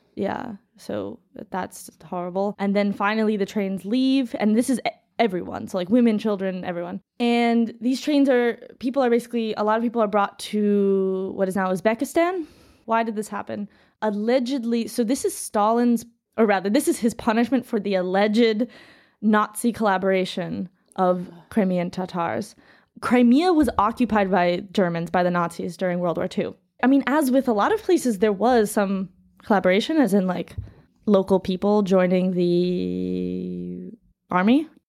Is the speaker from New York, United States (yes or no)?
yes; New York, United States; moved away as an adult; now in St. Petersburg, Russia; New York